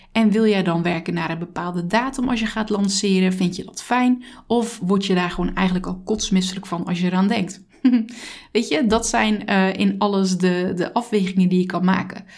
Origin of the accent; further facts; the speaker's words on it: Zeelandic Flanders, Netherlands; Ik kom uit Zeeland, uit Zeeuws-Vlaanderen